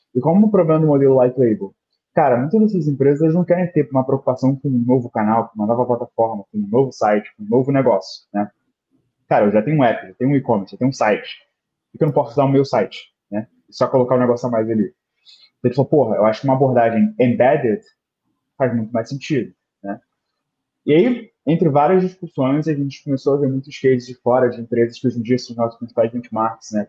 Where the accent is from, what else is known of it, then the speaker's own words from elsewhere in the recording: Rio de Janeiro, Brazil; eu sou do Rio de Janeiro, né? Hoje em dia eu moro em Botafogo, mas morei quase na vida inteira em Bangu, né, no subúrbio do Rio